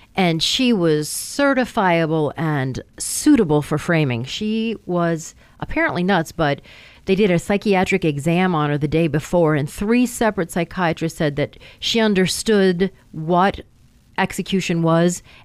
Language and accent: English; Rochester, Michigan, United States; I'm from Rochester, Michigan